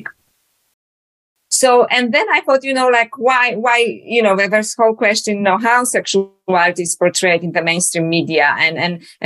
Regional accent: Poland; now in Australia; as you can hear from my accent, I was born in Poland originally. Now I live in Australia.

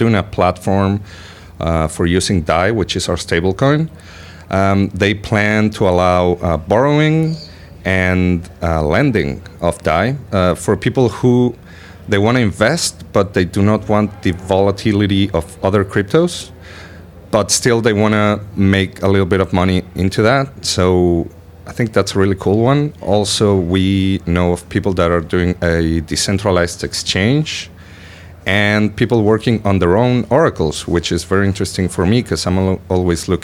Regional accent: Buenos Aires, Argentina; I'm from Buenos Aires

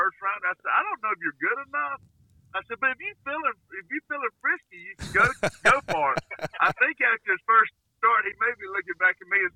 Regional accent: Alabama, United States; born or raised there; moved away as an adult

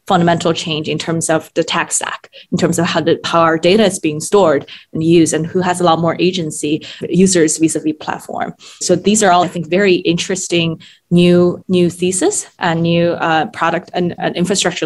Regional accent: Shanghai, China; also born or lived in Japan / Germany; now in United States; I grew up in Shanghai, and then I've lived in the US and studied abroad in Japan, Germany in my kind of formative years

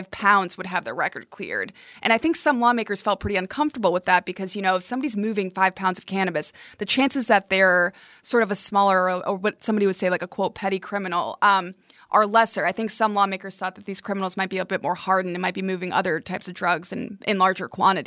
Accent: near Albany, New York, United States; I grew up near Albany

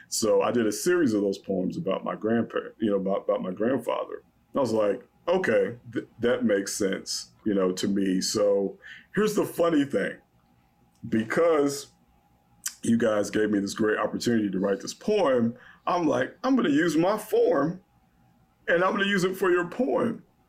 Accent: the South, United States; I'm Black, I'm from the South.

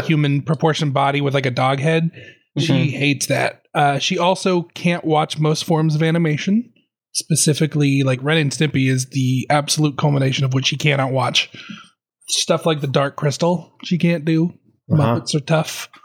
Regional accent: Arizona, United States; also born or lived in Seattle / Vancouver; now in Canada; I'm from Arizona, and then I moved to Seattle

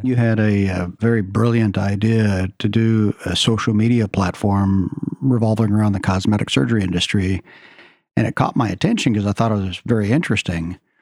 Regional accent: Oklahoma, United States; moved away as an adult; also born or lived in Shreveport, Louisiana / Beverly Hills, California; now in Seattle, United States; I grew up in Oklahoma

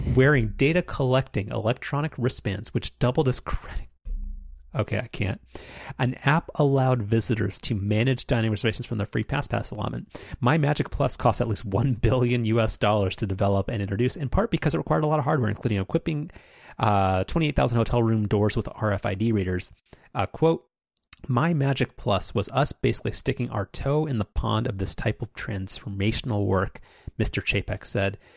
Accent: United States; I was an American child in the nineteen nineties.

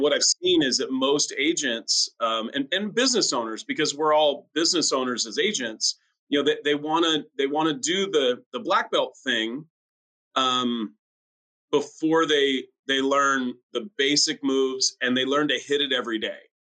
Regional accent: France; now in La Quinta, United States; my home country of France

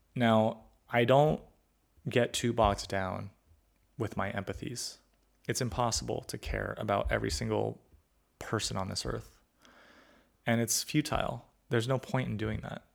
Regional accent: California, United States; I grew up in California where people were from all sorts of backgrounds

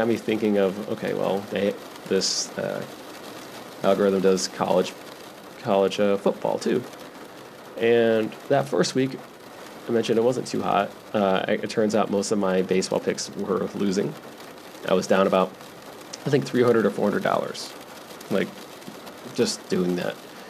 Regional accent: West Michigan, United States; moved away as an adult; also born or lived in Las Vegas, Nevada; Even though I'm from technically West Michigan, my adult life, I am from Vegas.

